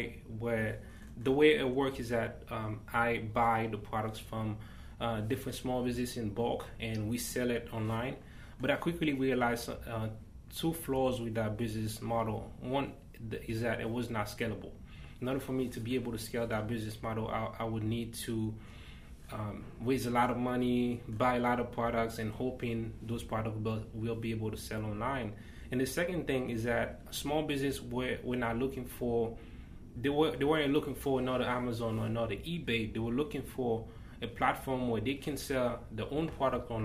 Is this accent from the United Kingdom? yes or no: no; Haiti; moved away; I was born and raised in Haiti.